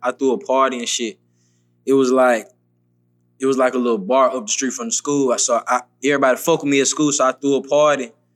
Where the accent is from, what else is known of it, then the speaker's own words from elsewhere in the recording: Memphis, Tennessee, United States; moved away as an adult; now in Atlanta, United States; I grew up, I'm really from Memphis